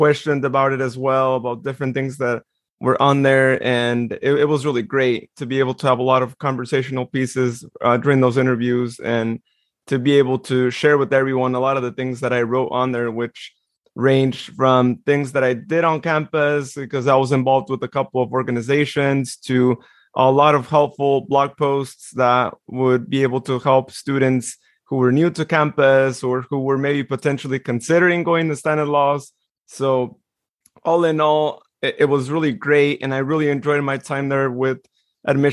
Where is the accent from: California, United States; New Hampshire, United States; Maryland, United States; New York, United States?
California, United States; Modesto; born in Modesto, just as I was too